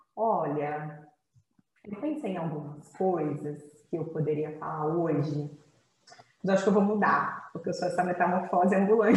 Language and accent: Portuguese; Campos dos Goytacazes, Rio de Janeiro, Brazil; moved away as an adult; also born or lived in Canada / Goiás / São Paulo; eu sou do interior do Rio, sou de Campos dos Goitacazes